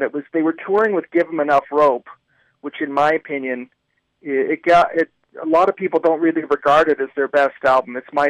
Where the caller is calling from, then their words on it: Toronto, Ontario, Canada; I'm calling from Toronto.